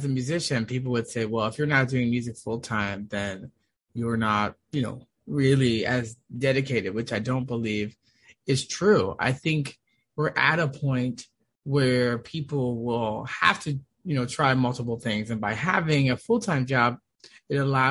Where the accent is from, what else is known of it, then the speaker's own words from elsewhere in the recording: Washington, United States; moved away as an adult; also born or lived in Boston, Massachusetts / Malibu, California; now in California, United States; I'm originally from Washington, D.C., Maryland area